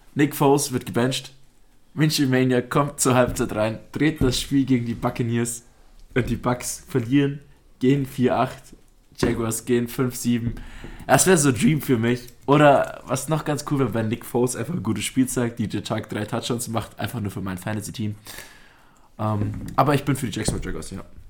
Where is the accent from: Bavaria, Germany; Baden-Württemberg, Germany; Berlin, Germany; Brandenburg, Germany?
Bavaria, Germany; Augsburg; Wir sind ja Augsburger Gebürtige